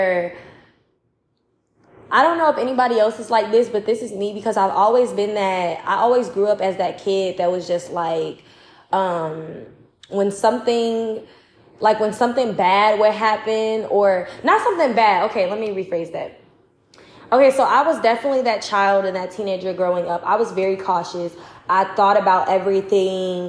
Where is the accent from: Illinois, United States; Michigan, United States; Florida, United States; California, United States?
Illinois, United States; Chicago; I'm from Chicago